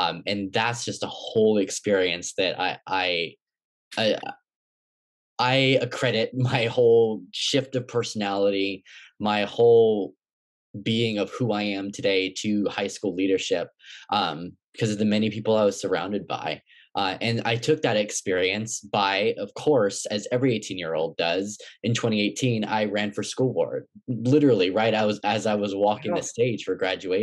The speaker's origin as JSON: {"language": "English", "town": "Oakland", "region": "California", "country": "United States", "tie": "born or raised there", "also_born_or_lived": "Berkeley, California", "said": "I was born in Berkeley and I was raised in Oakland."}